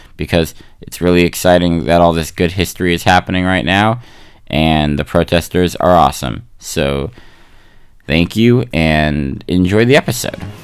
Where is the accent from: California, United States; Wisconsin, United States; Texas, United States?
California, United States; San Francisco; I'm from San Francisco, so I got to have a lot of beautiful friends and family there.